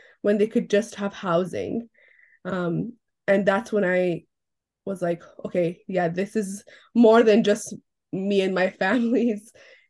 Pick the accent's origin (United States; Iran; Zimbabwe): Iran; now in West Vancouver, Canada; I'm originally from Iran, but I now live on the unceded lands of the Musqueam, the Squamish, and the Tsleil-Waututh, also known as West Vancouver